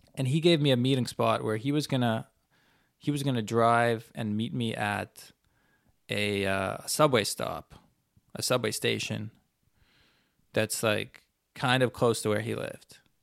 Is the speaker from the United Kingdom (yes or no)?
no; Canada; I'm a Canadian